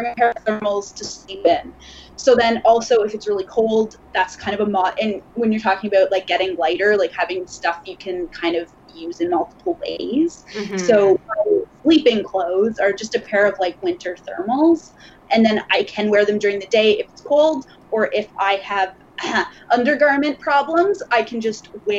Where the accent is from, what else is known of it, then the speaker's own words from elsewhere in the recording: Lindsay, Ontario, Canada; I grew up in Ontario. I grew up in Lindsay, actually.